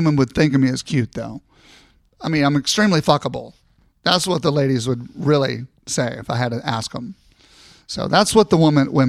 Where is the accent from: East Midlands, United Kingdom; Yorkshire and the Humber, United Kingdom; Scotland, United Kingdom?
Scotland, United Kingdom; And, of course, I'm Scottish, so there's going to be nothing under it.